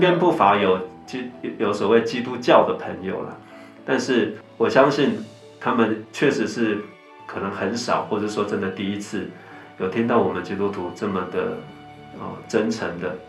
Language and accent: Chinese; Taiwan; 我们在台湾就是跟大部分的家庭一样啊，我们从小就在，啊，民间宗教的背景里长大